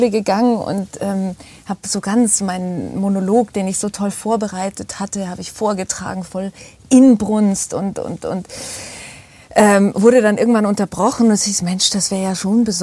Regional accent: Seeshaupt, Bavaria, Germany; ja ich komme aus Seeshaupt. Äh

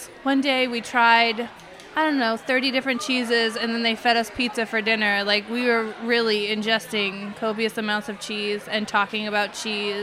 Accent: Montana, United States; moved away as an adult; now in New York City, United States; I'm from Montana, so I've milked quite a few cows

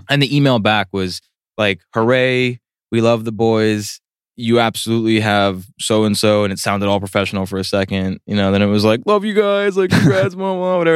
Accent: Bergen County, northern New Jersey, United States; also born or lived in Boston; Dave and I grew up together up in Bergen County, so like up in a little bit more northern Jersey

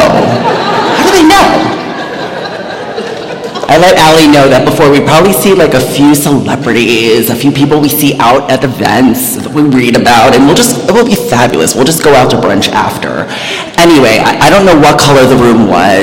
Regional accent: New York, United States; also born or lived in New Jersey; I am a New Yorker.

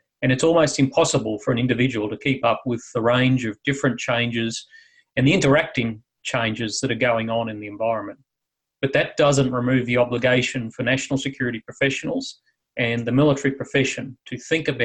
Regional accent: Australia; Mad Max series from my home country

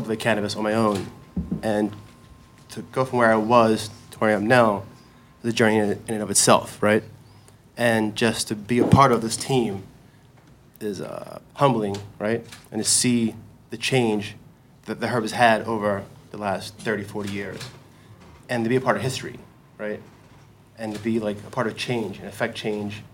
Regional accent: Southern Maryland, United States; I'm from Southern Maryland. I grew up farming tobacco as a youth

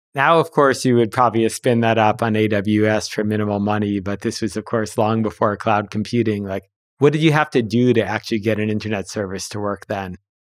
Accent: Huntington, New York, United States; I grew up in Huntington

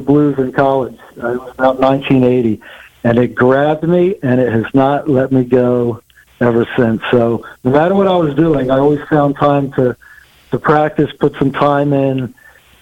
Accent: Trenton, New Jersey, United States; I'm originally from the Trenton, New Jersey area

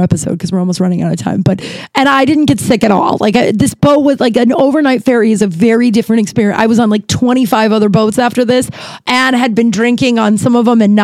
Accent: Denver, Colorado, United States; now in Los Angeles, United States; I'm from Denver, but I live in Los Angeles.

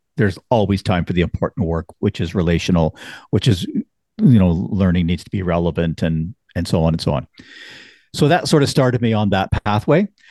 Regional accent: Canada

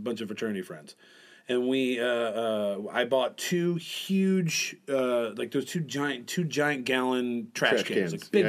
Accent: Michigan, United States; Well, I grew up in Michigan.

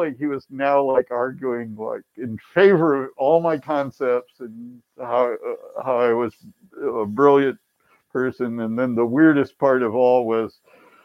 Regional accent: Akron, Ohio, United States; moved away as an adult; also born or lived in Boston / Tucson, Arizona; Growing up in Akron

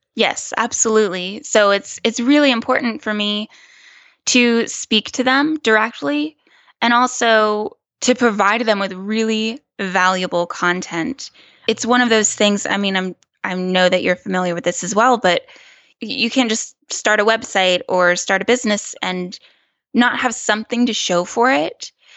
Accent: small town near Clemson, South Carolina, United States; moved away as an adult; also born or lived in New York / California; I am from a very small town in South Carolina

